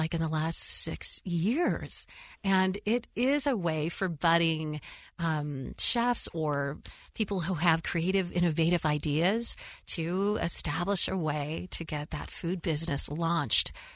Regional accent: West Coast, United States; I'm from the West Coast.

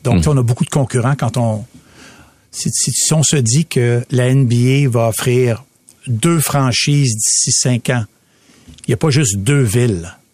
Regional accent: Quebec City, Quebec, Canada; moved away; j'ai grandi à Québec, puis j'étais lanceur dans notre équipe

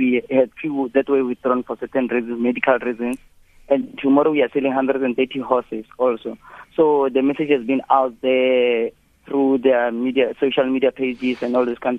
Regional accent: South Africa; also born or lived in Jericho; I'm from Lekhonyan. I was born and bred in Lekhonyan, but yeah, I was staying in Jericho, yeah, also in bred next to Lekhonyan.

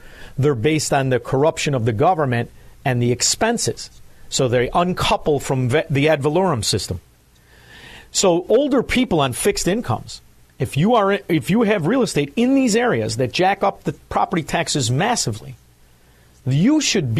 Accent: Chicago, Illinois, United States; So I'm from Chicago, Illinois.

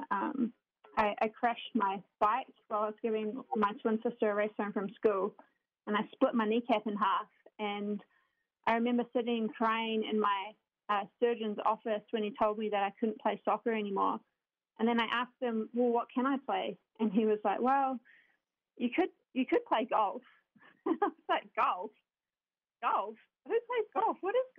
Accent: New Zealand; now in United States; I am originally from New Zealand. If anyone's been trying to guess where this accent is from, quite often I get England or Australia, but I'm from New Zealand. I grew up there.

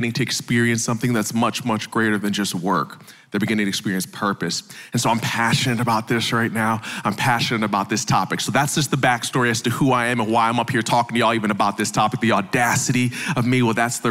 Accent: the North, United States; now in the South, United States; I know I'm from the South now, but I'm originally from the North

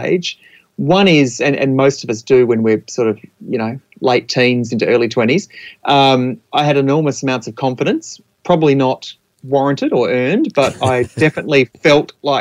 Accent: Adelaide, South Australia, Australia; now in Mornington Peninsula, Australia; I'm in my mid-40s, and I grew up in Adelaide.

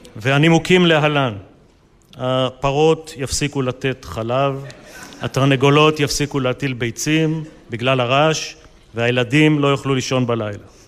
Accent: Israel; אני חלק מהם, אני אה, שותף להם, גדלתי בהם, שירתתי בהם, ואחד זה קיבוץ

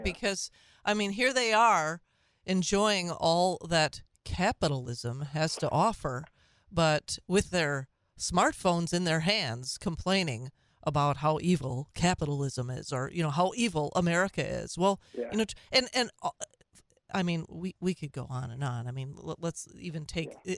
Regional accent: Minnesota, United States; these same happy memories of being a Minnesotan

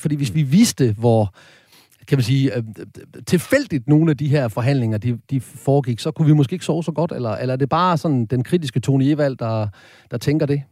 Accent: Horsens, Central Denmark Region, Denmark; Jeg kommer fra Horsens

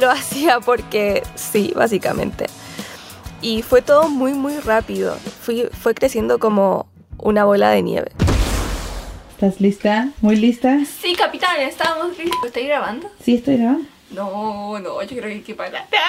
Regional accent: Santiago, Santiago Metropolitan Region, Chile; moved away as an adult; now in Mexico; Nací en Santiago

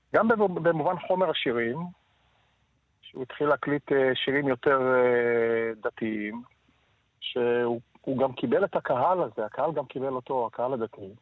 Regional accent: Tel Aviv, Tel Aviv District, Israel; נולדנו בכרם, גדלנו בכרם

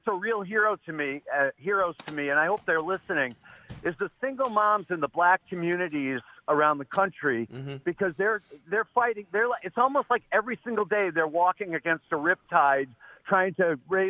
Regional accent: Hartford, Connecticut, United States; Oh, I grew up in Hartford. It was a very mixed community.

